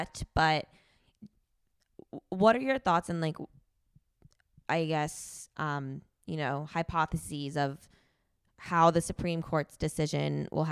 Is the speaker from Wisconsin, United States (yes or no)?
no; New Jersey, United States; moved away as an adult; also born or lived in New York; now in Texas, United States; I grew up in New Jersey, lived in New York, and moved to Texas in 2020